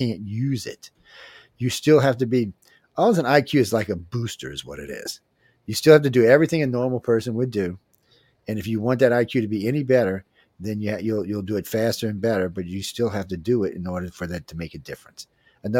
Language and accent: English; Cajun, Louisiana, United States; accent: Cajun; my Cajun accent